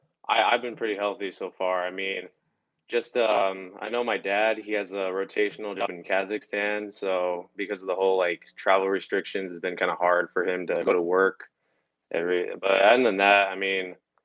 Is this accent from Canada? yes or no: yes; Calgary, Alberta, Canada; Well, I grew up in many different places. One of the places I grew up in was in Calgary, Canada.